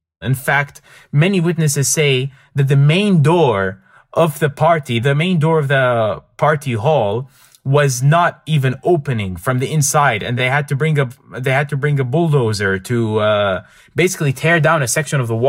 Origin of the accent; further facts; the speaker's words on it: Ankawa, Erbil Governorate, Iraq; I'm originally from Ankawa